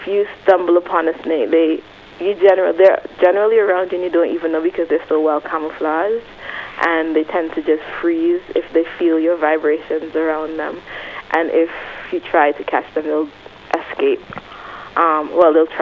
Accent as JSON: {"language": "English", "country": "Antigua & Barbuda", "tie": "born or raised there", "said": "growing up in Antigua"}